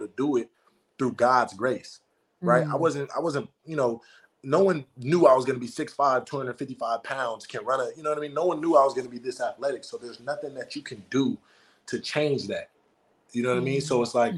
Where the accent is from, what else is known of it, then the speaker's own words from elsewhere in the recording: United States; I was born in America, but my bloodline wasn't born in America